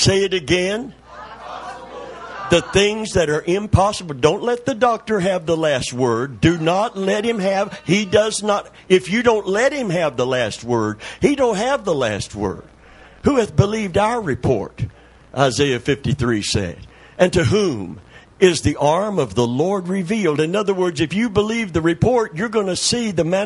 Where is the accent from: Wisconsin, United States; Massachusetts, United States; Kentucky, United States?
Kentucky, United States; Middlesboro; the town that I was born in Kentucky